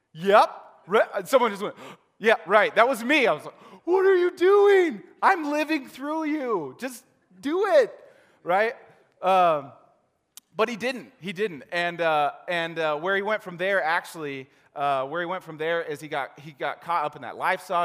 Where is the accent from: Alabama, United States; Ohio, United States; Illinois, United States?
Ohio, United States; I'm from Ohio